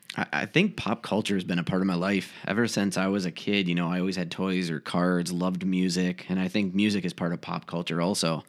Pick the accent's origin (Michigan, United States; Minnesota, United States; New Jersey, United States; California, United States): Minnesota, United States; Faribault; moved away as an adult; now in Rochester, United States; Originally, I'm actually from Faribault, Minnesota